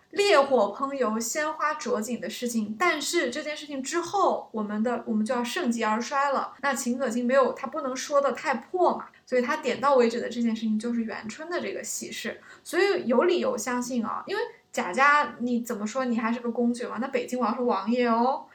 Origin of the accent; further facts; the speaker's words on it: China; 我们中国人讲德才配位嘛